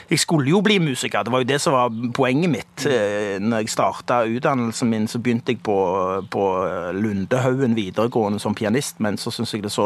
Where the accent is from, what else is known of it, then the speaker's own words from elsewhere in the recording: Stavanger, Rogaland, Norway; Jeg er fra Pedersgata, født i 1964.